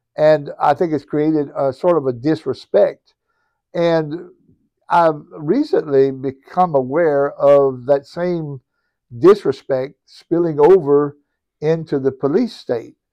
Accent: Cajun country, Louisiana, United States; accent: Cajun; I'm a born and bred Cajun, uh, nestled right here in Cajun country

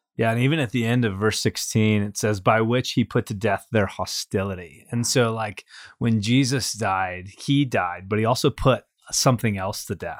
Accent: California, United States; me born and raised in California

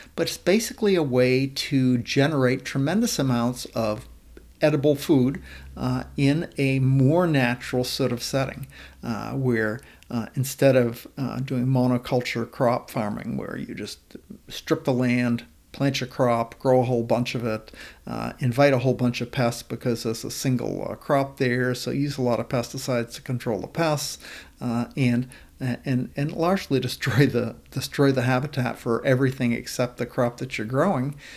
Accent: Maine, United States; also born or lived in Washington state; now in Washington, United States; I grew up in Maine and now live in Washington state

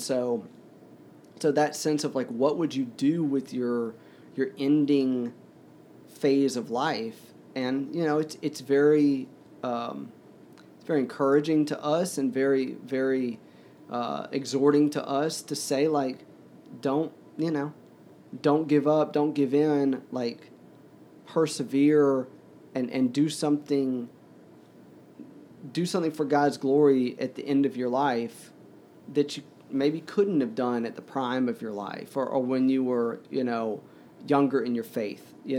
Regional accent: the South, United States; now in New York City, United States; well, I grew up in the South, but I'm a, you know, New Yorker.

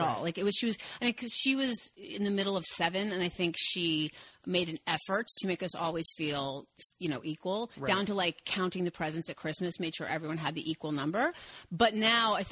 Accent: San Diego, California, United States; also born or lived in Bellevue, Washington; I grew up in San Diego, in Bellevue, Washington, and then San Diego

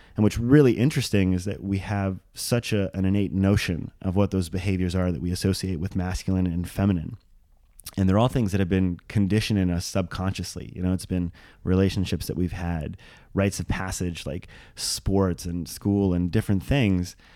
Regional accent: Maui, Hawaii, United States; grew up as a small white bullied child on the south side of Maui, Hawaii

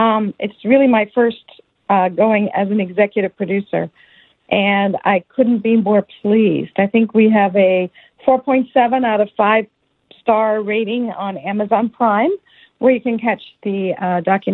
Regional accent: Downers Grove, Illinois, United States; I'm originally from a small town outside Chicago called Downers Grove, Illinois.

